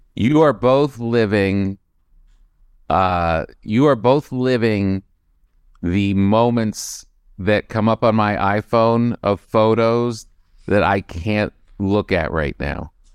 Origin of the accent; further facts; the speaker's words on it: East Coast, United States; moved away; also born or lived in New York / Los Angeles; we're from the East Coast